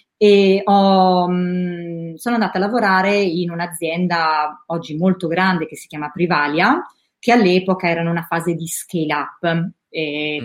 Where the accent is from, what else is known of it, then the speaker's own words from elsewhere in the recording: Rimini, Emilia-Romagna, Italy; moved away as an adult; also born or lived in Milan; sono nata a Rimini, no? Sì. E, ehm, fino a 18 anni sono quasi, stata quasi sempre a Rimini